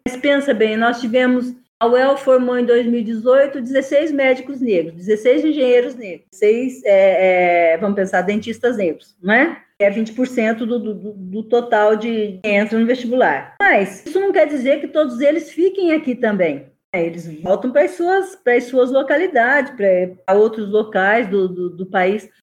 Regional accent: Brazil; eu não sou africana eu não sou afro-brasileira eu sou brasileira

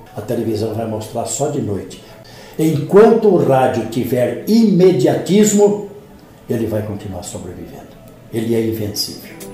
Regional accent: Paraguaçu Paulista, São Paulo, Brazil; accent: caipira; now in Londrina, Brazil; sou natural de uma cidade aqui da Alta Sorocabana. Eu me orgulho muito de dizer que sou caipira da Alta Sorocabana. Eu sou de uma pequena cidade chamada Paraguaçu Paulista.

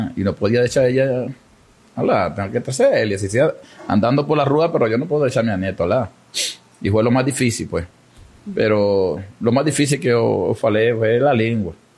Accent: Venezuela; moved away as an adult; now in Amazonas, Brazil; yo también soy migrante venezolano

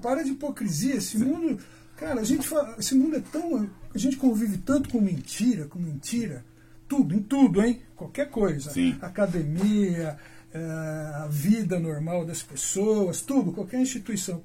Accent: Londrina, Paraná, Brazil; also born or lived in Alvorada do Sul, Paraná; nasci na Arvorada do Sul, tá? mas a minha cidade é Londrina

